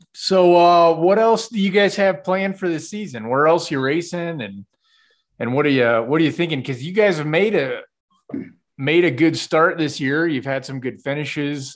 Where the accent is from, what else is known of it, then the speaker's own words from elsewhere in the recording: Kansas, United States; moved away; I'm from Kansas